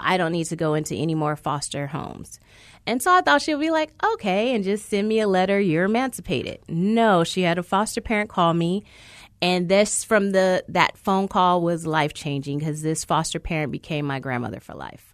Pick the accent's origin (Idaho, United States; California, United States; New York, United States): California, United States; I grew up in California system, not Arizona's